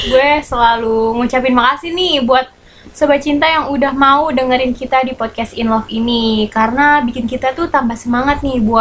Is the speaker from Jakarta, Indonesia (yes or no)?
yes; Jakarta, Indonesia; nih gue anak Jakarta nih nape nih